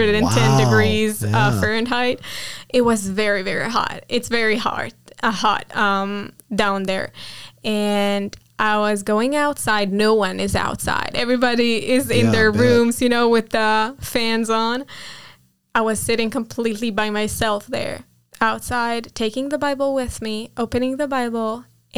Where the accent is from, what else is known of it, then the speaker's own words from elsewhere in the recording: Nes Harim, Jerusalem District, Israel; first language Hebrew; English is a second language; I grew up in Jerusalem, the most, like in a village next to Jerusalem, but I lived my whole life in this area of Jerusalem